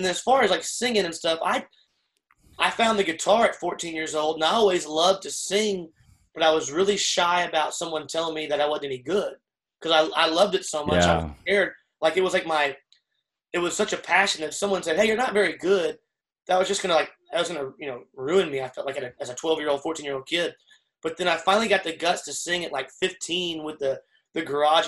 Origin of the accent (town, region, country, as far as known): Leander, Texas, United States; born or raised there; also born or lived in San Marcos, Texas